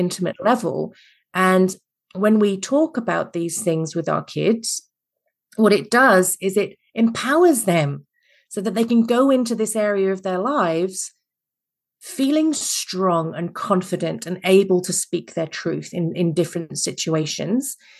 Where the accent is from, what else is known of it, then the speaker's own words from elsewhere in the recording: England, United Kingdom; accent: Mary Poppins slash Nanny McPhee; now in Adelaide, Australia; I'm originally English